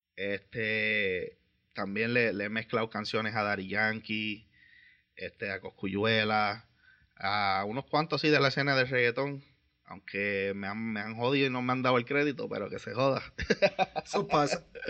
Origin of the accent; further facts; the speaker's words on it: Vega Baja, Puerto Rico; soy de Vega Baja